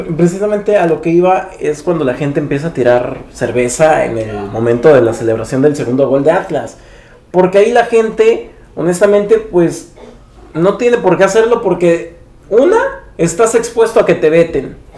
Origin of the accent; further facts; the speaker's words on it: Tijuana, Baja California, Mexico; Yo soy de Tijuana. Ellos ya cuando se cambiaron a vivir aquí en la ciudad de Tijuana, yo nací aquí.